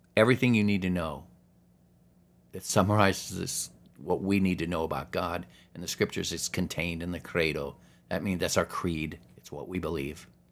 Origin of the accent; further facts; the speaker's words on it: Alaska, United States; growing up in Alaska